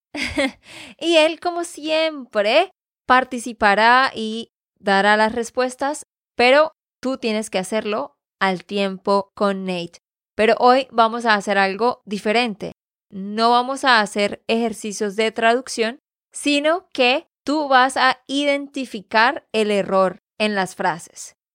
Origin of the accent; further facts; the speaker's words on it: Santander, Colombia; de Santander, Colombia